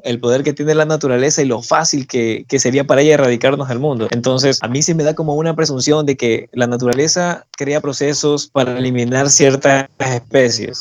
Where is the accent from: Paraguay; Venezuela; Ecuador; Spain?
Ecuador; los ecuatorianos somos bien competitivos